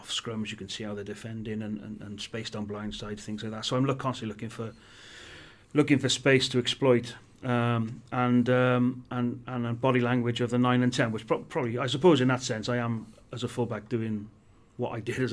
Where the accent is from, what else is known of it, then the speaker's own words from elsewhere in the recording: Welsh, Wales, United Kingdom; being Welsh